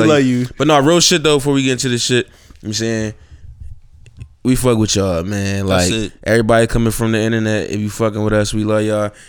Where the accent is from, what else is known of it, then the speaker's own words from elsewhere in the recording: Philadelphia, Pennsylvania, United States; I'm the boy from Philly